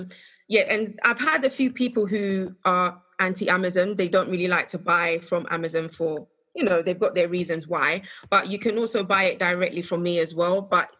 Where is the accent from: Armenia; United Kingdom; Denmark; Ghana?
Ghana; I'm Ghanaian.